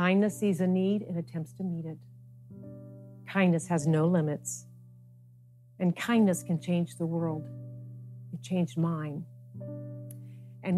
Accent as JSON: {"language": "English", "town": "Youngstown", "region": "Ohio", "country": "United States", "tie": "born or raised there", "said": "I grew up in Youngstown, Ohio, during some of the most intense years of the civil rights movement"}